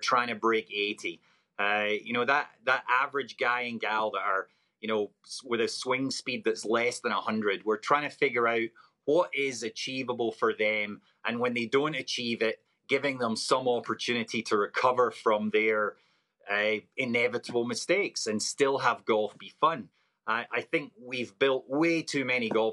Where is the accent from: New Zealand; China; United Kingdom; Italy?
United Kingdom; Scotland; now in Oregon, United States; Being a Scotsman, born and raised